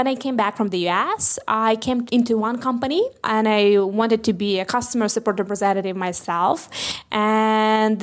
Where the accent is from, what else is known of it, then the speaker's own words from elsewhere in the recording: Ukraine; I'm from Ukraine